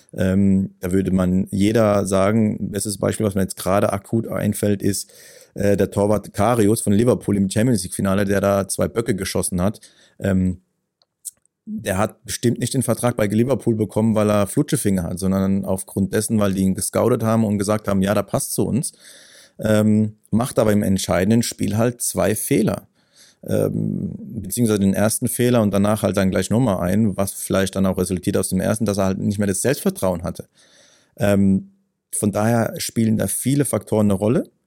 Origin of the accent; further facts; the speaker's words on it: Ketsch, Baden-Württemberg, Germany; bei uns in Ketsch, in dem Heimatort